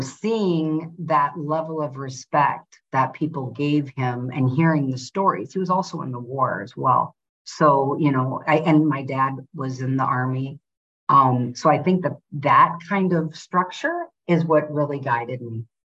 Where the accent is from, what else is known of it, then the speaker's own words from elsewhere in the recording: North Dakota, United States; moved away as an adult; also born or lived in Antigua; I'm from North Dakota, very privileged family